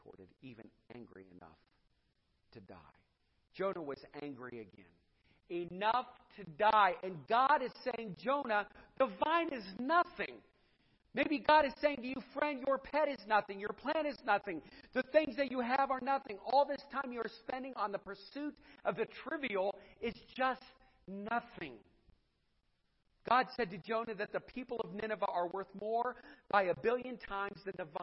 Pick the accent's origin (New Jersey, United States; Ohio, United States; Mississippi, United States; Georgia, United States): Ohio, United States; Edinburg; also born or lived in Cuyahoga Falls, Ohio; I grew up in Edinburgh. We went to Boardman Niles area. We never went past Chapel Hill Mall